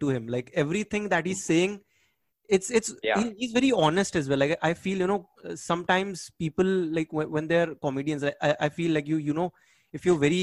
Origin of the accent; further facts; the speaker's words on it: Bangkok, Thailand; I'm from Bangkok